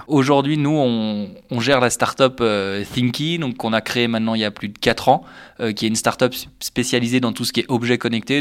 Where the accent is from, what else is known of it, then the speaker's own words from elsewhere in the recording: Annecy, Auvergne-Rhône-Alpes, France; moved away as an adult; also born or lived in Lausanne, Switzerland; je viens d'Annecy en France voisine où j'ai fait mes études jusqu'au baccalauréat